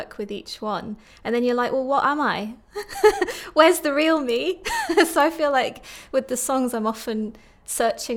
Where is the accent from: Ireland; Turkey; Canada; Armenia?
Turkey; also born or lived in Stockton-on-Tees, England; now in Middlesbrough, United Kingdom; I was born in Stockton-on-Tees, but I actually spent my childhood in Turkey